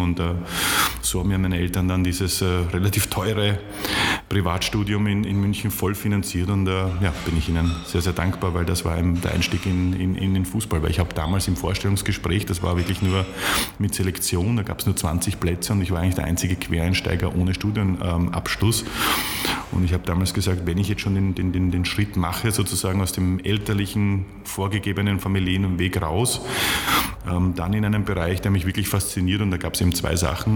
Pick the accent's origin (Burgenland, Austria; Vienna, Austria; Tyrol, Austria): Vienna, Austria; als, als Wiener